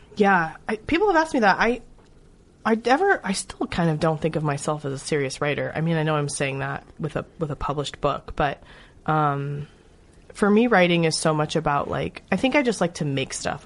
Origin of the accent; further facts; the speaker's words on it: Los Angeles, California, United States; moved away as an adult; also born or lived in New York; I don't have an accent. I'm from Los Angeles